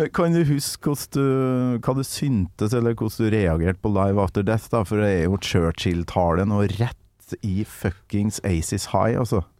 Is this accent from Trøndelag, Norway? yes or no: yes; Trøndelag, Norway; der jeg kommer fra, oppe i Nord-Trøndelag